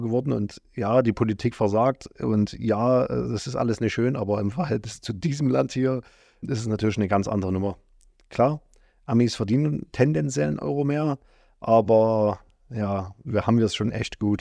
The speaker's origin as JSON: {"language": "German", "area": "eastern Germany", "region": "East Germany", "country": "Germany", "said": "bei uns im Osten"}